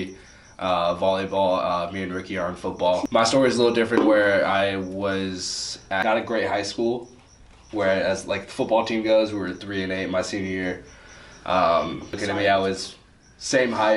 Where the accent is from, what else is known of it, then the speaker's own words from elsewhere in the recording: Irvine, California, United States; I'm from Orange County, from Irvine.